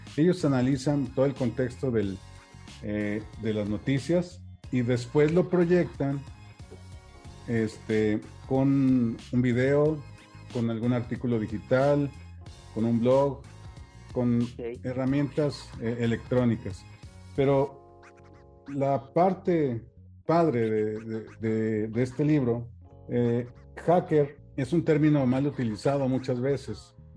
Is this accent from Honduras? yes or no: no; Saltillo, Coahuila, Mexico; also born or lived in Acuña, Coahuila / Frontera, Coahuila; nací aquí en Saltillo en 1978